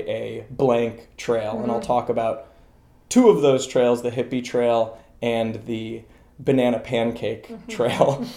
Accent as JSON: {"language": "English", "country": "United States", "tie": "born or raised there", "also_born_or_lived": "Laos", "first_language": "English", "said": "I was born in this country. English is my first language"}